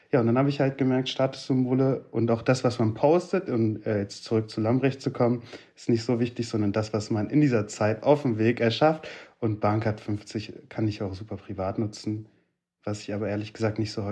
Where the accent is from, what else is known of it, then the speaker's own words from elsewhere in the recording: Turkey; now in Germany; Hm, ich bin auch Türke. Ich gebe die Bahncard ab.